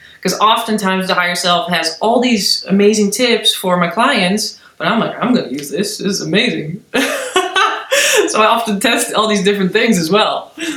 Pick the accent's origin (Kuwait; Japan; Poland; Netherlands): Netherlands; now in Berlin, Germany; I'm from the Netherlands originally.